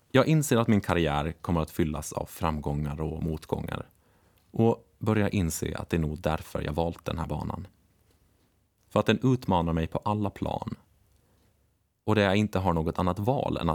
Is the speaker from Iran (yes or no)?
no; Åland, Finland; Martin, som inte har samma nostalgiska känsla för sin hembygd Bromma som jag har för Åland, kan göra sig lustig över det. Men kanske är det bara något vi ålänningar kan förstå.